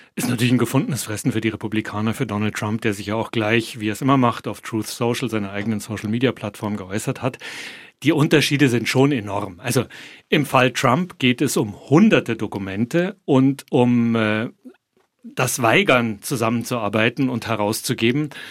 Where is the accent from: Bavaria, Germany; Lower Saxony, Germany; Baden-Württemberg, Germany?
Bavaria, Germany; moved away as an adult; now in Washington, United States; ich komme aus Bayern